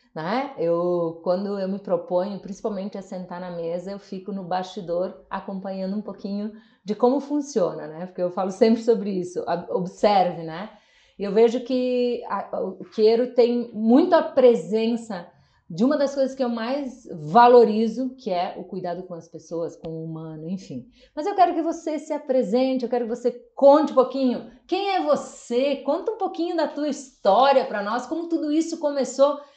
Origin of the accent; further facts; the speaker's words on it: Nova Roma do Sul, Rio Grande do Sul, Brazil; eu sou natural de Nova Roma do Sul, interior do Rio Grande do Sul